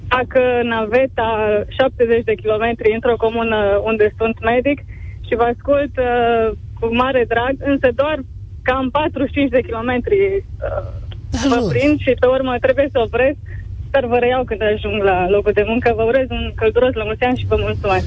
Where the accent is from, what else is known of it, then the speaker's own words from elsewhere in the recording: Arad, Arad County, Romania; Eu vă sunt din Arad